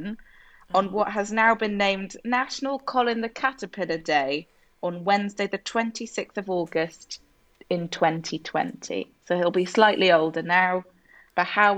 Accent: England, United Kingdom; now in London, United Kingdom; We are English

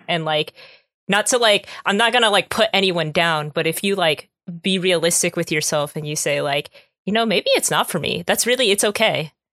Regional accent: United States; I'm definitely more American

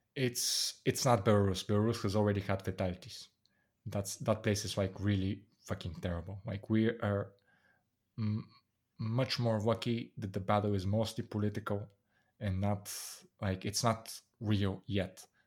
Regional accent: Bulgaria; moved away as an adult; I'm from Bulgaria

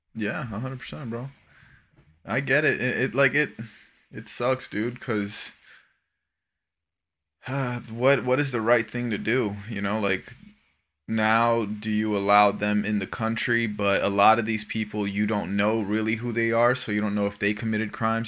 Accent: South Florida, United States; living and growing up in South Florida

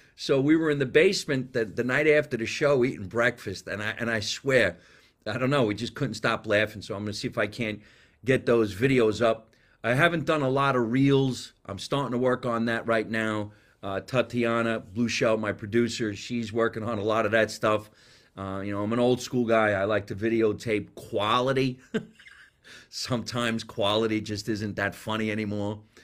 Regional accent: Scotch Plains, New Jersey, United States; accent: New Jersey; moved away; My accent's from New Jersey. I was born and raised there.

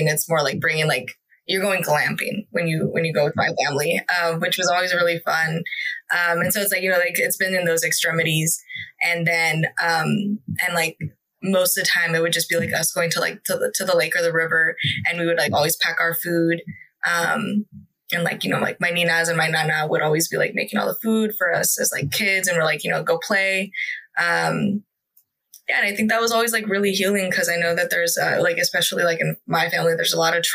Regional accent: Stockton, California, United States; I grew up in Stockton with my huge family, who most of them immigrated from Mexico

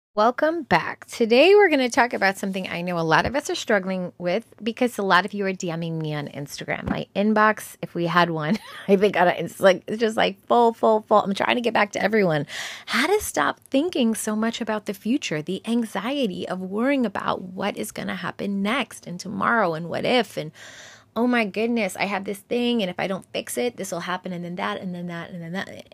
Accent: New York, United States; I'm a New Yorker

